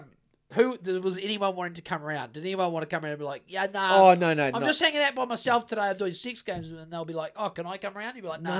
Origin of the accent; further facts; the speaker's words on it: Greymouth, West Coast, New Zealand; I'm from Greymouth.